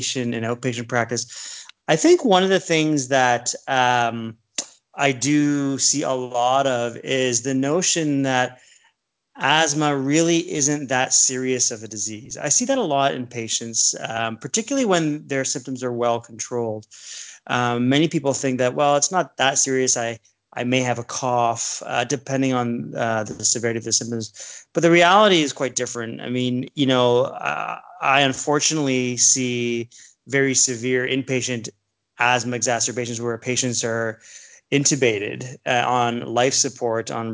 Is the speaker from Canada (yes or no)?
yes; Toronto, Ontario, Canada; also born or lived in Ottawa / Saskatoon, Saskatchewan; now in Niagara Falls, Canada; Growing up in Scarborough, I was in the suburb of the largest city in Canada.